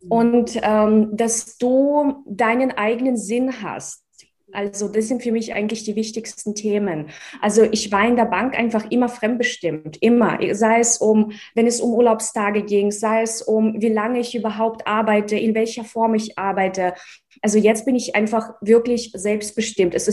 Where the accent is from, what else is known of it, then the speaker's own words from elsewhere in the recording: Russia; also born or lived in Czechoslovakia; now in Germany; Ich komme aus dem Osten. also in, in der Tschechoslowakei geboren, in Russland aufgewachsen, 1996 nach Deutschland übersiedelt.